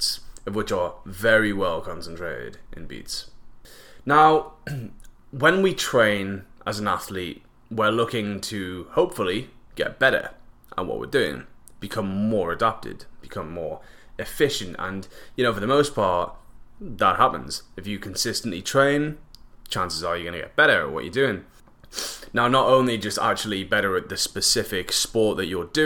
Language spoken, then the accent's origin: English; England, United Kingdom; now in Vancouver Island, Canada; Growing up in England